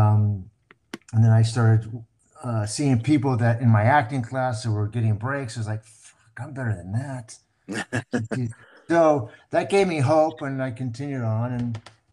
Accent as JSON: {"language": "English", "town": "Covina", "region": "California", "country": "United States", "tie": "born or raised there", "also_born_or_lived": "Hollywood, Los Angeles", "said": "I was born on Hollywood Boulevard, believe it or not, and grew up in Covina."}